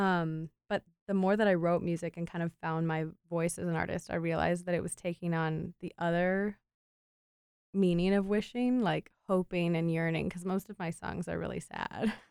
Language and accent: English; Cleveland, Ohio, United States; also born or lived in Wilmington, North Carolina / Asheville, North Carolina; So I grew up just outside of Cleveland, Ohio, and that's where I'm living right now